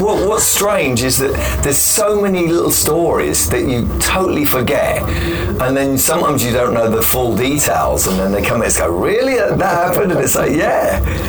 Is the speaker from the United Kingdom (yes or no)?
yes; London, United Kingdom; I'm from London